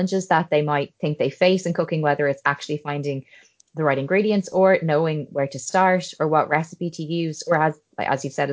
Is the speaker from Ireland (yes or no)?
yes; Ireland; I'm an Irish girl and a qualified medical doctor